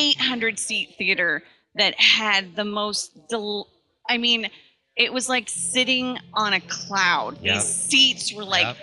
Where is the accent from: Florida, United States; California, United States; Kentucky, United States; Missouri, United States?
Missouri, United States; I'm from Missouri